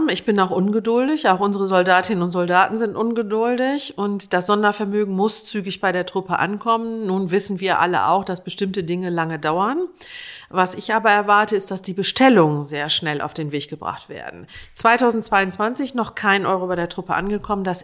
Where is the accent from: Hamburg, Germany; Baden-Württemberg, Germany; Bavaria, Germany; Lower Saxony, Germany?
Lower Saxony, Germany; Ich bin in der Nähe eines Fliegerhorstes aufgewachsen. In der unmittelbaren Umgebung war ein Bundeswehrkrankenhaus. Ich komme aus Niedersachsen.